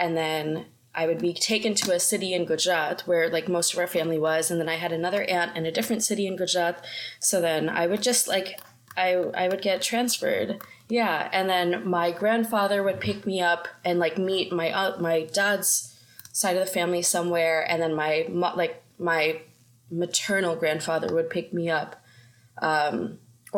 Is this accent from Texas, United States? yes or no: yes; Austin, Texas, United States; moved away as an adult; now in London, United Kingdom; I was born in Austin, Texas. I would say I'm pretty Texan.